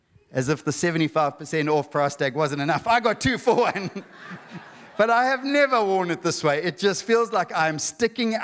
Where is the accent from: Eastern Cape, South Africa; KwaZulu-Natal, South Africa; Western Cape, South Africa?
KwaZulu-Natal, South Africa; Durban; I grew up in Durban.